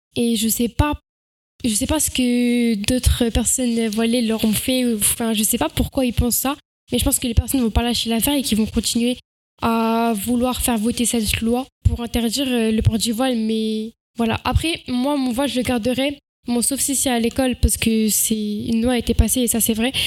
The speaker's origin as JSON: {"language": "French", "country": "France", "said": "je suis française"}